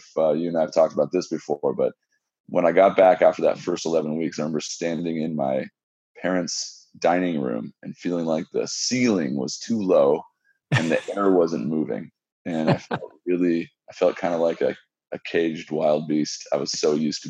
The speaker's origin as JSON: {"language": "English", "region": "West Coast", "country": "United States", "moved": "yes", "said": "I'm from the West Coast"}